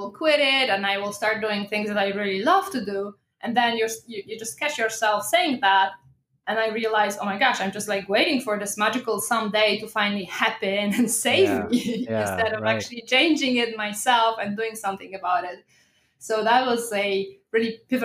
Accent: Poland; I'm originally from Poland, so that's why the pronunciation is a bit different

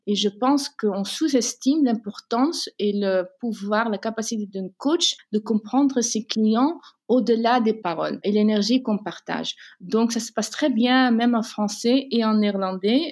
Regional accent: Netherlands; Je suis née aux Pays-Bas et j'ai grandi entre deux cultures

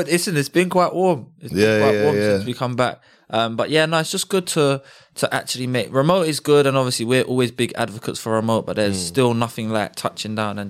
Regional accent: Bromley, London, United Kingdom; I grew up in Bromley, and I went to school in Bromley as well.

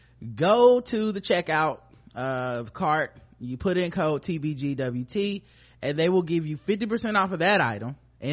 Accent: Charlotte, North Carolina, United States; we're from Charlotte

